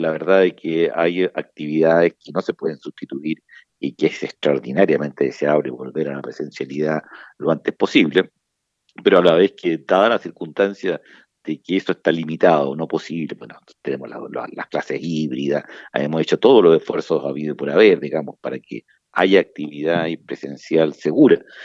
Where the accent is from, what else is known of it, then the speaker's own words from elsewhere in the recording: Chile; nosotros como chilenos